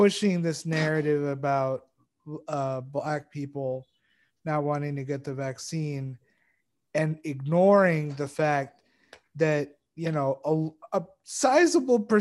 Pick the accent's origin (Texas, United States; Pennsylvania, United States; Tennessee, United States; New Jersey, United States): Texas, United States; I grew up in Texas